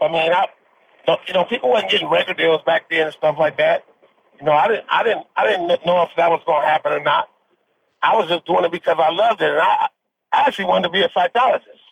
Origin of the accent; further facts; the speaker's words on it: Compton, California, United States; grew up in Compton, California